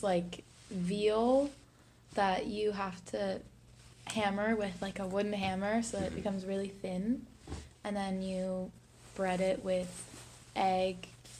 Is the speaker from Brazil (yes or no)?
no; Germany; moved away; I'm a junior and I'm from Germany.